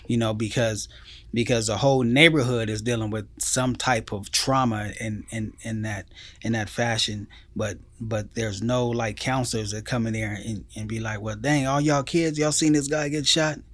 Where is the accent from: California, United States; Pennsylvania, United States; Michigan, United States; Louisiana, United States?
California, United States; Pomona; I grew up in the, um, city of Pomona